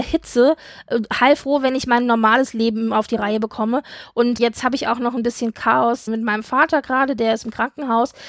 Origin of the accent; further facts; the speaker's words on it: Frankfurt, Hesse, Germany; ich als alter Frankfurter